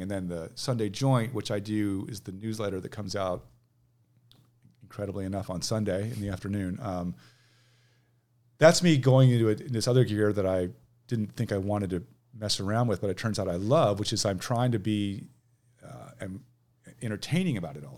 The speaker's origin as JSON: {"language": "English", "town": "Manhattan Beach", "region": "California", "country": "United States", "tie": "born or raised there", "moved": "yes", "lives_now": "Seattle, United States", "said": "I grew up in Manhattan Beach"}